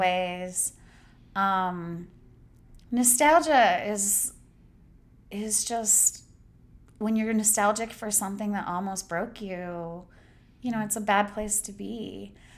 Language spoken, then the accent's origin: English; Idaho, United States; I grew up in Idaho, I grew up working class